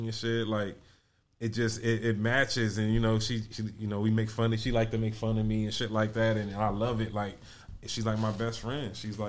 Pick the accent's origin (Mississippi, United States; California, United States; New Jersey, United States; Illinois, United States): California, United States; Compton; I grew up in Compton as an only child